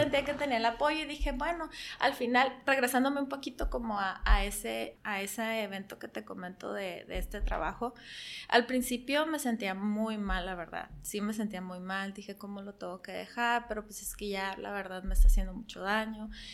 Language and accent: Spanish; Tijuana, Baja California, Mexico; also born or lived in Yuma, Arizona; yo nací en Yuma, Arizona, pero llegué aquí a Tijuana alrededor de los dos, tres años. He vivido la mayor parte de mi vida aquí en Tijuana